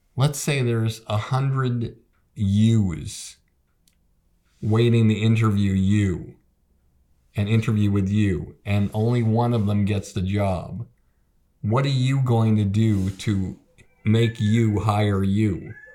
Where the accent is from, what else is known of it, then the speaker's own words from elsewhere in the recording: Boston, Massachusetts, United States; moved away as an adult; also born or lived in New York; I called it the Boston Comedy Club because I was from Boston